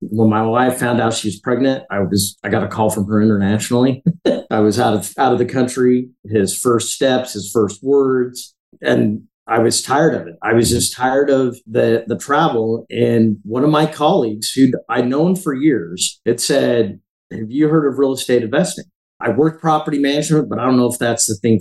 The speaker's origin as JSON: {"language": "English", "town": "Heber City", "region": "Utah", "country": "United States", "tie": "born or raised there", "said": "The little town I grew up in Heber City"}